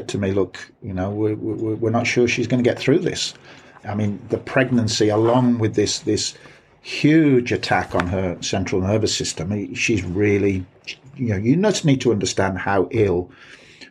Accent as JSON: {"language": "English", "town": "Birmingham", "region": "West Midlands", "country": "United Kingdom", "also_born_or_lived": "West Country", "accent": "Brummy", "moved": "as an adult", "lives_now": "Bath, United Kingdom", "said": "my accent is not classic Black Country, so I it's not like people in Dudley, but it's pretty Brummy."}